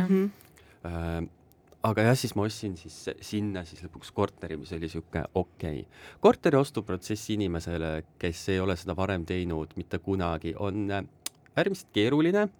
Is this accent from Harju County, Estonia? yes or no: no; Tartu, Tartu County, Estonia; ma olen Tartust